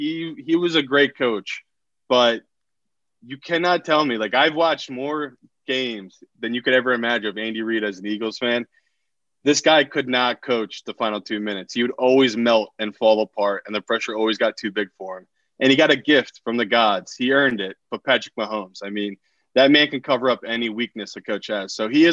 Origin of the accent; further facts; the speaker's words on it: Burnley, North West England, United Kingdom; This scarf right here is from my hometown in England. So this is my home club, Burnley.